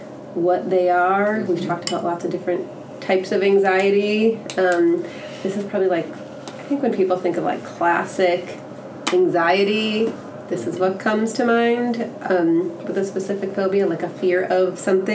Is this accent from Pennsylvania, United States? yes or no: no; Chicago, Illinois, United States; now in Texas, United States; I'm from the Chicago area originally.